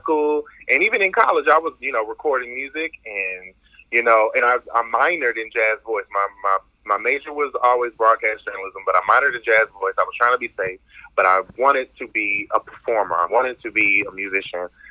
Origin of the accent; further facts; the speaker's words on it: Cartersville, Georgia, United States; moved away as an adult; also born or lived in Washington, D.C. / Atlanta, Georgia; now in Maryland, United States; I am from Cartersville, Georgia